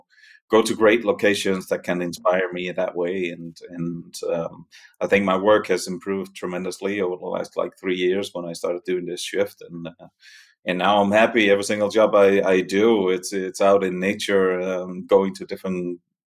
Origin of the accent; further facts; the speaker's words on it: Denmark; accent: Danish; moved away as an adult; also born or lived in New York City, United States / Catskills, New York, United States; now in Val Trebbia, Italy; The accent is Danish. I'm from Denmark originally